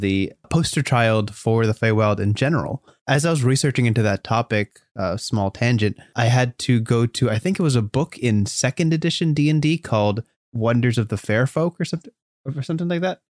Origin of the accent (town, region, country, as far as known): United States